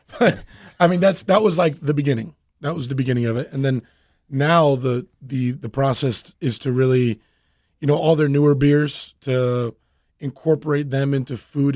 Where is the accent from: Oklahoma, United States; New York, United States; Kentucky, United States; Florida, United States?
Florida, United States; Miami; born and raised Cuban American and from Miami